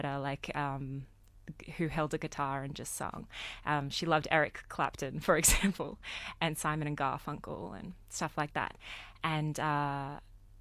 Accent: Sydney, New South Wales, Australia; I grew up in southwest Sydney. I grew up in Leppington

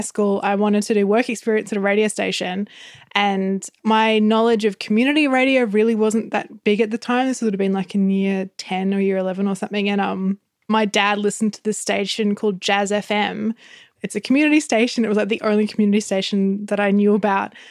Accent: Gold Coast, Queensland, Australia; I grew up on the Gold Coast

